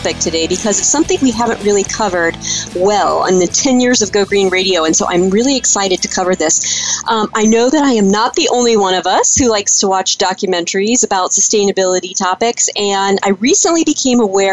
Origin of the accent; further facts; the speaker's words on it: Midwest, United States; moved away; I'm originally from the Midwest, and it reminded me of some of the struggles that I watched in my childhood years for family farms